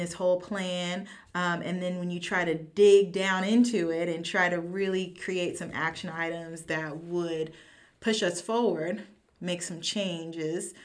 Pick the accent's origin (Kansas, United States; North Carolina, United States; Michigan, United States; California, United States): Kansas, United States; growing up in Kansas